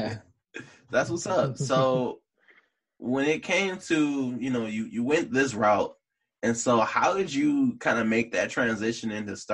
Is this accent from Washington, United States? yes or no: no; Detroit, Michigan, United States; I grew up in Morningside